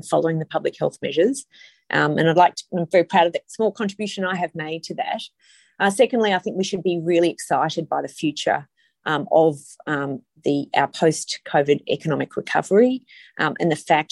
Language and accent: English; Indi, Victoria, Australia; moved away; I come from Indi. I have a lot of family and friends